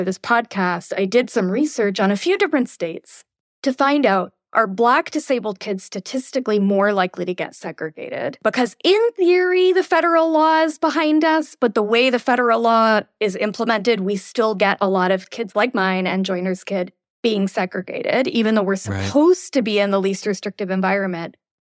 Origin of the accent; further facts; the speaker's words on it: India; I'm Indian, so I'm going to use me. Imagine we did that to Indian immigrants, kids.